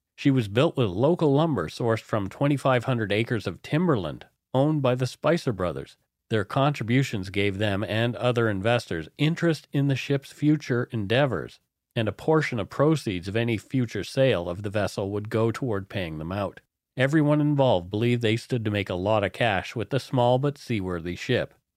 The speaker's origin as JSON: {"language": "English", "area": "Lunenburg County", "region": "Nova Scotia", "country": "Canada", "tie": "born or raised there", "said": "where I grew up in Lunenburg County"}